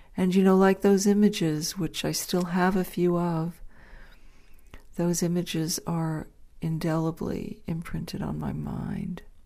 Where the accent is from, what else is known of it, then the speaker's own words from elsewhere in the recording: Dobbs Ferry, New York, United States; when I was growing up in Dobbs Ferry, New York